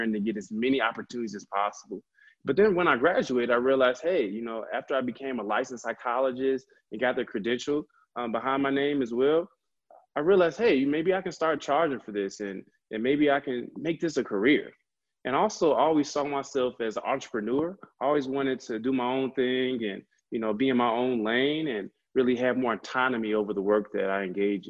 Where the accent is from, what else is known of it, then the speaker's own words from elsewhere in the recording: Chicago, Illinois, United States; also born or lived in Urbana-Champaign, Illinois / Madison, Wisconsin / Milwaukee, Wisconsin; I'm originally from the Chicagoland area.